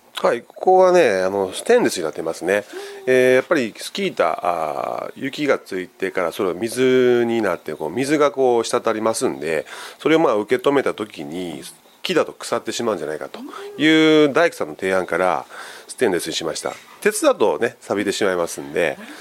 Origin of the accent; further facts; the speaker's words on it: Wakayama, Japan; now in Nishitokyo, Japan; 私自身和歌山県出身なんですよ。